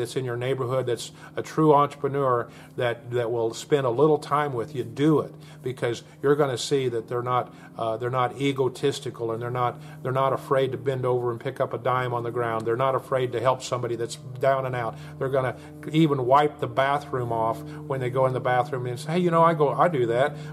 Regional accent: Oklahoma, United States; my home state here in Oklahoma

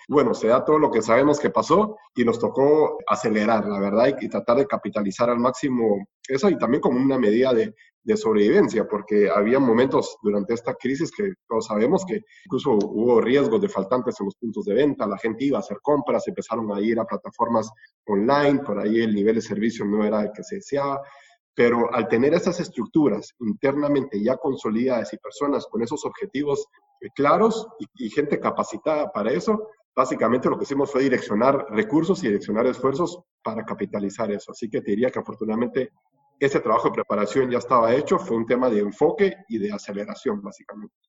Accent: Guatemala; moved away as an adult; also born or lived in Costa Rica; now in Argentina; soy guatemalteco

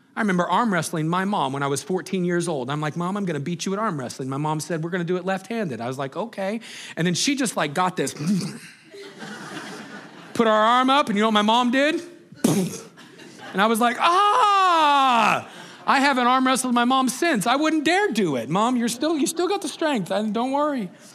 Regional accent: Greeley, Colorado, United States; we grew up in Greeley, Colorado

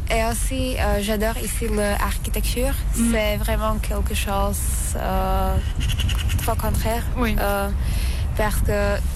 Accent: Košice, Košice Region, Slovakia; French is a second language; moved away as an adult; now in Valence, France; je suis slovaque, euh, je viens de Slovaquie, euh, plus précisément d'une euh, petite ville qui s'appelle Košice. Et maintenant, je étudie en France, à Valence, pendant l'année scolaire

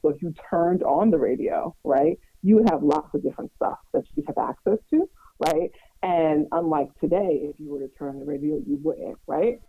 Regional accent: New York City, New York, United States; I'm also from Brooklyn

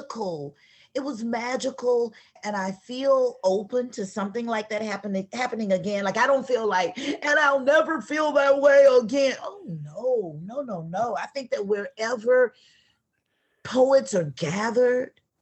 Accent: Atlanta, Georgia, United States; I'm from the South. I'm from Atlanta

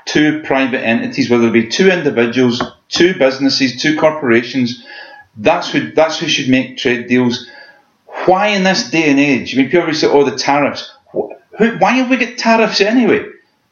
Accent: Scotland, United Kingdom; what it means to be Scottish

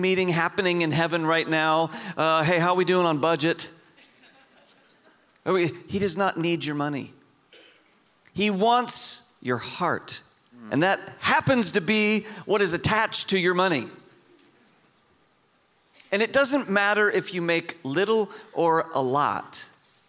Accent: Homer, Alaska, United States; moved away; The town I grew up in was called Homer

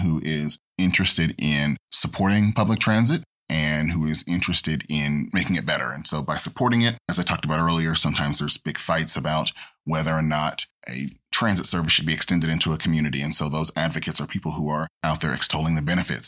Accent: Oklahoma City, Oklahoma, United States; moved away as an adult; now in Boston, United States; I grew up in Oklahoma, so I am not originally from Boston

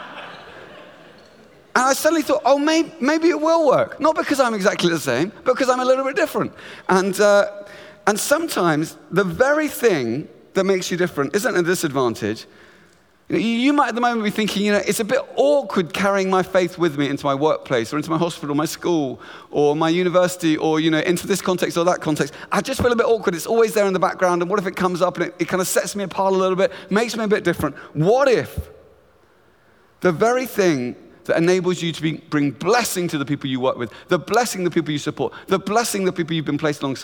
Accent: Luton, East of England, United Kingdom; I grew up in beautiful town just north of London called Luton

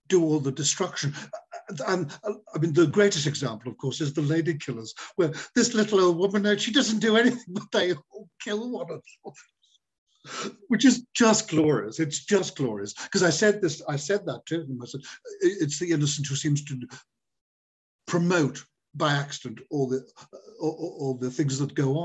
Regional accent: Liverpool, North West England, United Kingdom; I come from Liverpool and I'm Irish

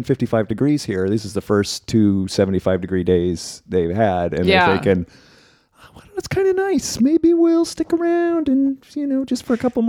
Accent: New Jersey, United States; That was the bumper sticker I used to see growing up in Jersey.

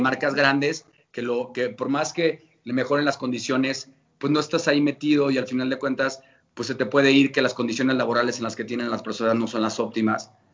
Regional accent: León, Guanajuato, Mexico; como buen leonés

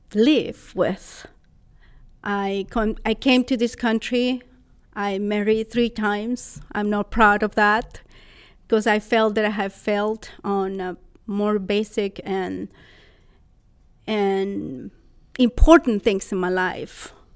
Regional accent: Costa Rica; English is a second language; moved away as an adult; also born or lived in San Luis Obispo, California; now in United States; I was born in Costa Rica, and in 1994, April 28, 1994, at 5:37 p.m., I arrived to San Luis Obispo, California. So, an expat from Costa Rica, learning another language

